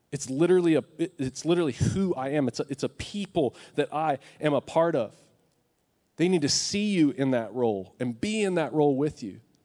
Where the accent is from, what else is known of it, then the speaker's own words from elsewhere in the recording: West Texas, United States; I'm from West Texas, so I say it like this.